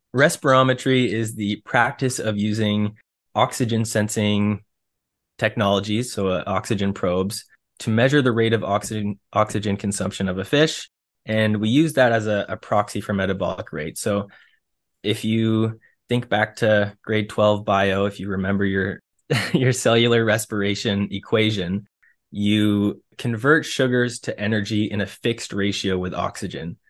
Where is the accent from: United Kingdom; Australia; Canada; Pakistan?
Canada; Ontario; I grew up in Ontario